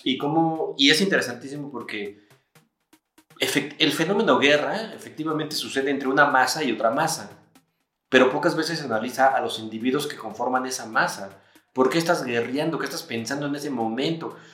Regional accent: Mexico; nosotros somos mexicanos

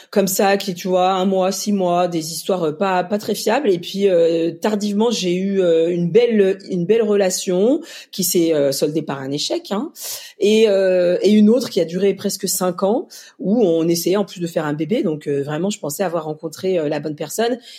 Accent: Mali; parce que moi je viens donc d'Afrique du Mali et qu'il y a beaucoup d'enfants malheureux

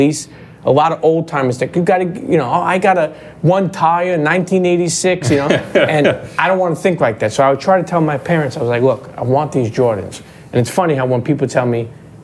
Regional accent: New York City, New York, United States; also born or lived in Bensonhurst; I grew up in Coney Island

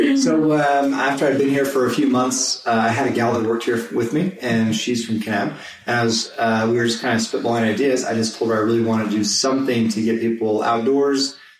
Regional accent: San Diego, California, United States; moved away as an adult; also born or lived in Utah / San Jose; I am a born and bred San Diegan and just raised surfing

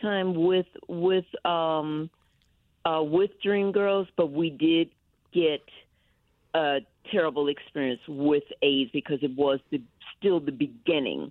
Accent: Texas, United States; moved away; also born or lived in New York; I'm from Texas

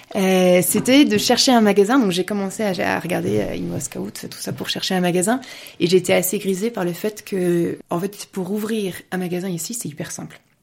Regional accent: Paris region, Île-de-France, France; moved away as an adult; also born or lived in Lyon, France; now in Munich, Germany; je suis française, je suis née en France et je suis, je suis toujours restée en France. Je me suis, je me suis mariée après mes études. On, a, on, on habitait en région parisienne

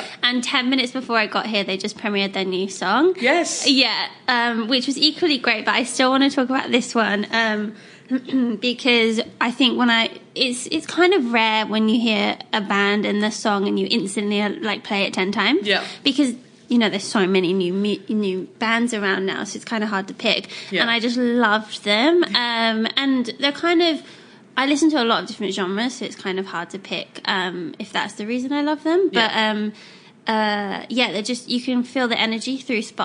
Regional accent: England, United Kingdom; I'm English

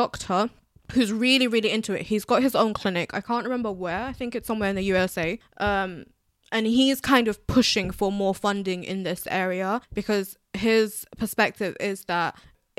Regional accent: United Kingdom; I'm a British Bangladeshi

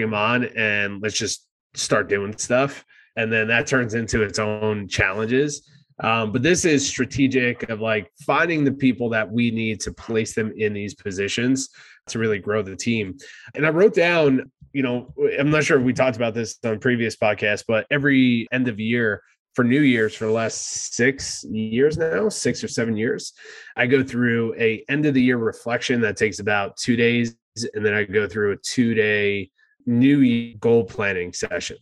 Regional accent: New Jersey, United States; moved away as an adult; now in San Diego, United States; I start talking like I'm from New Jersey, uh, as I am.

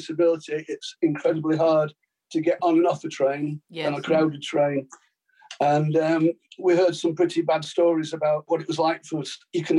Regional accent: Blackpool, North West England, United Kingdom; now in Tameside, United Kingdom; I'm in Tameside now, but I was born in Blackpool, the Paris of the North.

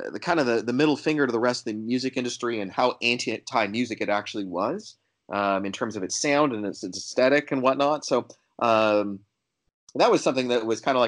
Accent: Canada; this might sound like a bias because I'm from Canada

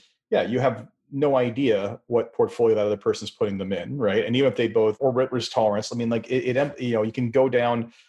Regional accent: Canada; As a Canadian

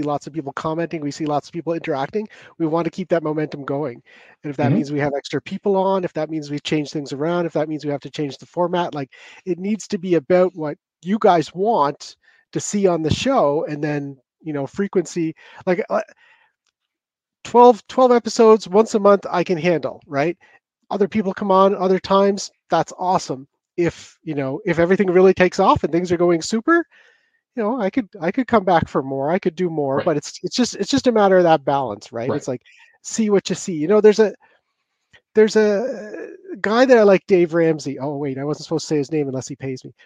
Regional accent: Cape Breton, Nova Scotia, Canada; accent: Cape Breton; my Cape Breton accent.

